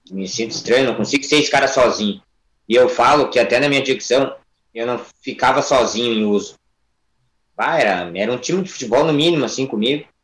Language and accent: Portuguese; Ibirubá, Rio Grande do Sul, Brazil; also born or lived in Porto Alegre; Eu vim de uma cidade do interior do Grande Sul, né, chamada Ibirubá. Eu vim com 14, 15 anos para Porto Alegre.